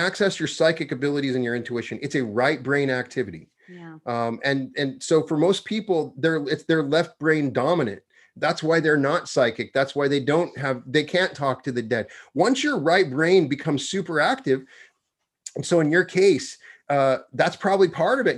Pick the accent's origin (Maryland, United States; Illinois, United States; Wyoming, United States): Wyoming, United States; I'm from Wyoming